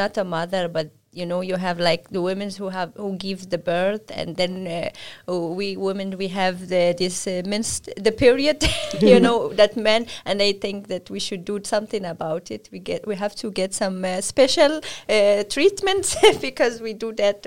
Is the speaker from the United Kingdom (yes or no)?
no; Morocco; I am from Morocco